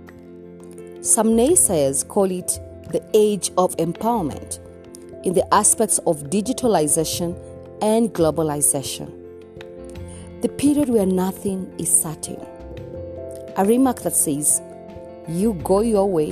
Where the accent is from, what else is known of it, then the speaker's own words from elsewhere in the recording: Kenya; I am uniquely Kenyan and relevantly African